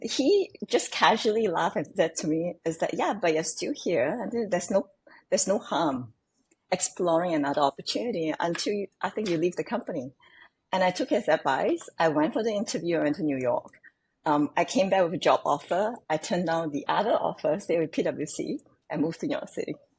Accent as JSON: {"language": "English", "country": "Singapore", "tie": "born or raised there", "said": "growing up in Singapore can be quite different from most. When I was growing up, I was living in the kampong."}